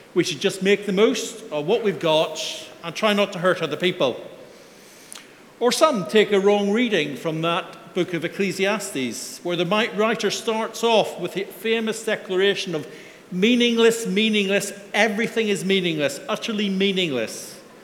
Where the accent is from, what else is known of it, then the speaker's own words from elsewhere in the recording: Belfast, Northern Ireland, United Kingdom; moved away; my Sunday school growing up in Belfast